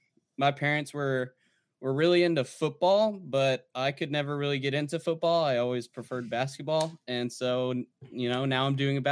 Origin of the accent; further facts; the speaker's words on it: New Braunfels, Texas, United States; So I'm actually from New Braunfels.